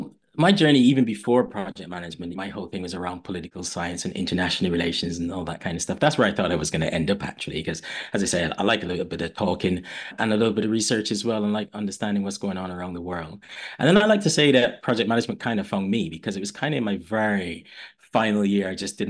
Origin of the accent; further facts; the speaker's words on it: Barbados; moved away as an adult; also born or lived in London, United Kingdom; now in United Kingdom; I'm a Londoner, but I grew up in Barbados. My mother's from Barbados, and I went back to Barbados probably when I was like 2 or 3 years old, and that's where I grew up.